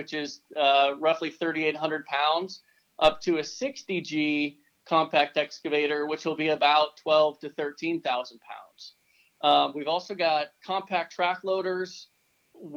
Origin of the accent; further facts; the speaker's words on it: Fargo, North Dakota, United States; moved away as an adult; I'm born and raised in Fargo, North Dakota